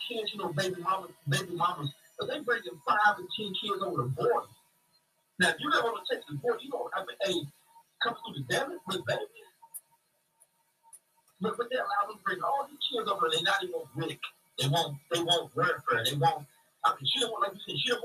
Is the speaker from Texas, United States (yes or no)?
no; Oklahoma City, Oklahoma, United States; now in Dallas, United States; I grew up in Oklahoma City